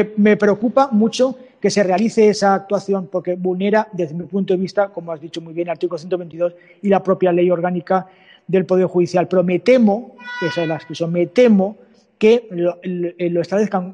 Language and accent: Spanish; Valencian Community, Spain; de Elche, de mi tierra, vamos, de mi comunidad